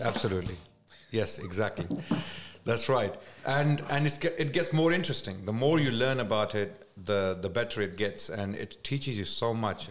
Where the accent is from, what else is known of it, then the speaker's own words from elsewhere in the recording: Islamabad, Islamabad Capital Territory, Pakistan; moved away; I was raised in mainly in Islamabad the capital